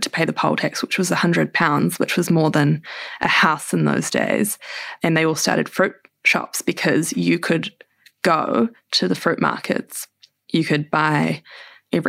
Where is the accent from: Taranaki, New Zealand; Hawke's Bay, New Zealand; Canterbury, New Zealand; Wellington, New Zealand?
Wellington, New Zealand; we grew up in Island Bay, which is in Wellington on the south coast